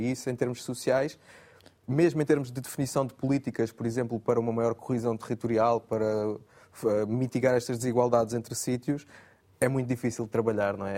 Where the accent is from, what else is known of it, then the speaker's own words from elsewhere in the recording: Setúbal, Portugal; also born or lived in Cuba, Alentejo; now in Amadora, Portugal; eu nasci em Cuba do Alentejo, cresci em Setúbal e agora vivo em Lisboa, na Amadora.